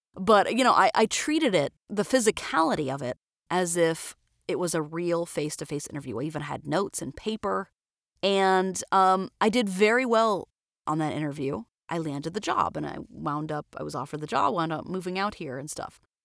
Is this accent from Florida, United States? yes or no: yes; Florida, United States; moved away as an adult; now in Twin Falls, United States; I'm from Florida originally